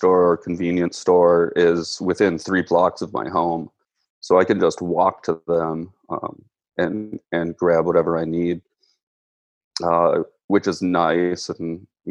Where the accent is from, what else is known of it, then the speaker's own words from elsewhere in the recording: Minnesota, United States; I'm born and raised in Minnesota, currently living in Minneapolis